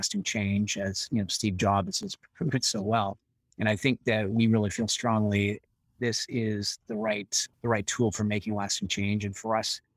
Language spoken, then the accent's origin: English; Canada; being a Canadian